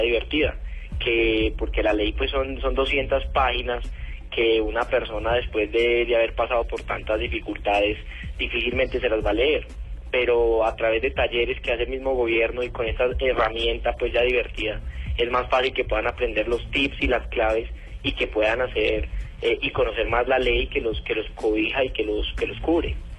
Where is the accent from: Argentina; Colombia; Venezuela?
Colombia; como colombiano